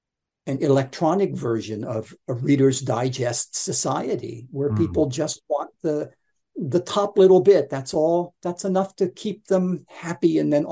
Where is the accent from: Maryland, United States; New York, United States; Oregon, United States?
Maryland, United States; Baltimore; And as a result of that, I didn't have a Baltimore accent. Because growing up in Baltimore, I mean, it was almost like having a Cockney accent in the UK.